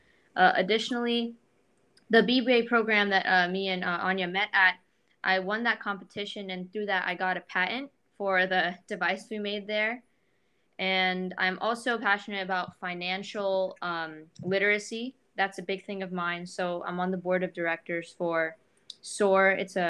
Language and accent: English; India; I'm from India and I've gone to India and I've seen, you know, that there's poverty there and I see people have suffered there.